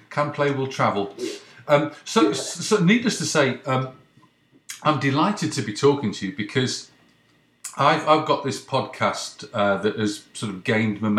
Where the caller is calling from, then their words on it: Ottawa, Ontario, Canada; I'm in I'm in Canada. i have got a New York number, but it's uh, I'm, I'm calling from Canada.